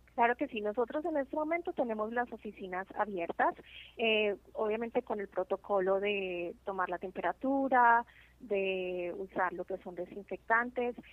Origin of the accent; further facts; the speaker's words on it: Colombia; now in New Jersey, United States; yo soy de Colombia y es un orgullo para mí como latina